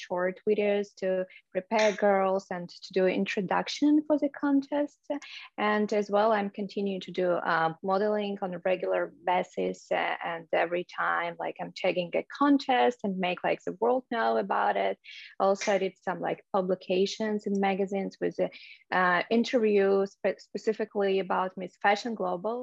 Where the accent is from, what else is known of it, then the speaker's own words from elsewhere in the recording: Minsk, Belarus; English is a second language; moved away as an adult; now in United States; Originally, I'm from Belarus. I were born in Minsk. It's the capital of Belarus. And I moved to US about 3-4 years ago.